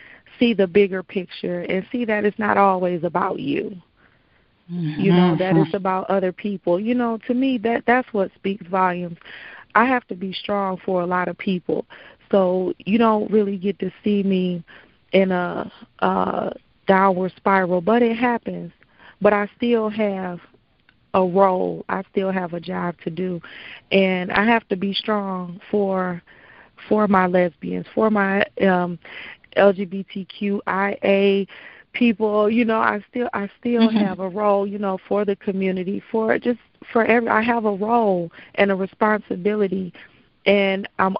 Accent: Detroit, Michigan, United States; But as a Detroiter, to have pride in your city and pride in what's going on in your city and pride in your people

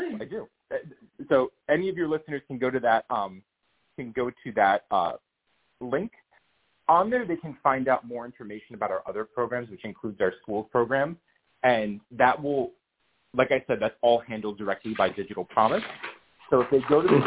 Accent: New York, United States; also born or lived in Boston; I'm not from Boston. I'm from New York, but I went to college in Boston

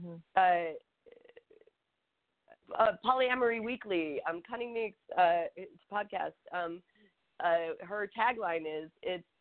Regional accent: Atlanta, Georgia, United States; I'm from Atlanta. Like, my family is Southern.

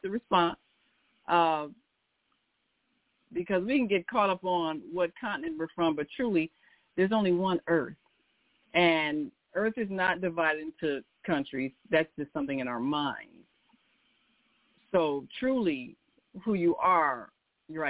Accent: United States; I was from America. That's what my passport says.

